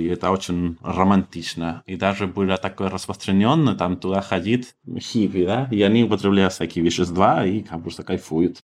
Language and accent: Russian; Santiago, Santiago Metropolitan Region, Chile; Russian is a second language; moved away; Я столичный парень из Сантьяго